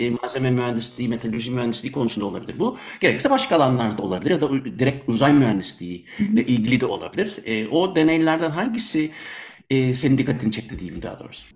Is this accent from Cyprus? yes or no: no; Germany; also born or lived in Turkey; now in Belgium; ben küçükken Almanya'daydım. Almanya'da doğduğum için